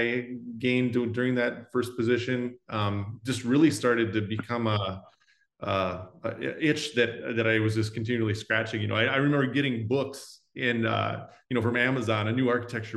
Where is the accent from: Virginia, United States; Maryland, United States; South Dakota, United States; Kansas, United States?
South Dakota, United States; growing up in South Dakota